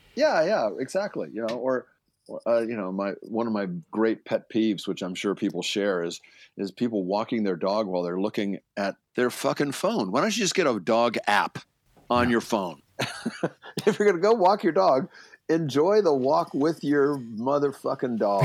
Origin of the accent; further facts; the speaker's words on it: Baltimore, Maryland, United States; moved away; I grew up in Baltimore, which is not horse country